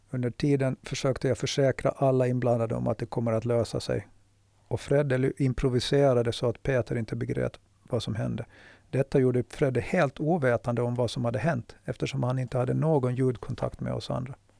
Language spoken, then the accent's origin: Swedish; Mariehamn, Åland Islands; Huset jag växte upp i ligger inte långt från fiskehamnen